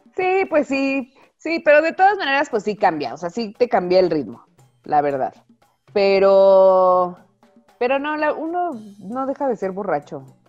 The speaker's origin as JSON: {"language": "Spanish", "region": "Mexico City", "country": "Mexico", "also_born_or_lived": "Guadalajara", "moved": "yes", "lives_now": "Aguascalientes, Mexico", "said": "yo soy del DF"}